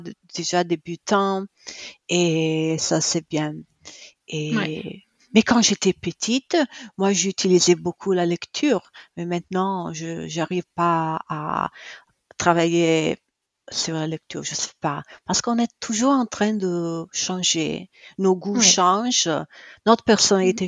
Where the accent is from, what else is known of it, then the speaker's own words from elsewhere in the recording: Italy; also born or lived in Cremona; je suis italienne, euh, j'habite à Cremona